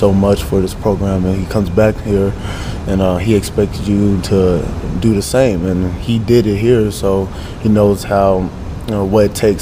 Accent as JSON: {"language": "English", "town": "Atlanta", "region": "Georgia", "country": "United States", "tie": "born or raised there", "also_born_or_lived": "Africa", "second_language": "English", "lives_now": "Lincoln, United States", "said": "I'm from Metro Atlanta, Georgia"}